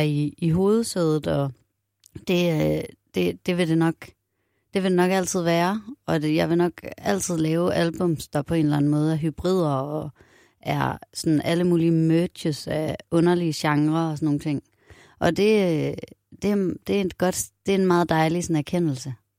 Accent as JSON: {"language": "Danish", "town": "Aarhus", "region": "Central Denmark Region", "country": "Denmark", "tie": "born or raised there", "said": "Jeg er vokset op i Aarhus, og min familie er fra faktisk all over. Nogen fra Nordjylland, nogen fra øh, København. Og så flyttede min mor til Aarhus, da jeg var seks."}